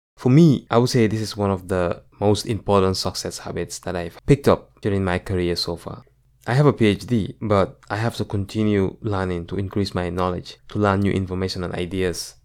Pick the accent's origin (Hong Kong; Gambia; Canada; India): Gambia; moved away as an adult; now in United States; growing up in the Gambia.